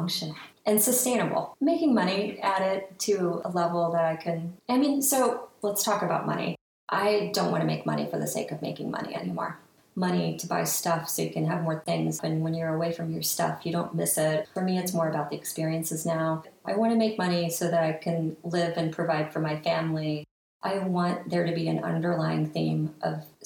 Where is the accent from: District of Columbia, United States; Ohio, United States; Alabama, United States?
Ohio, United States; now in New York City, United States; I'm from Ohio originally, been in New York City for 22 years though